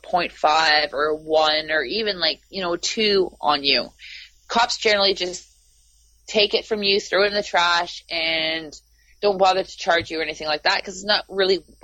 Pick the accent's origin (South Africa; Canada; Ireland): Canada; I'm from Canada.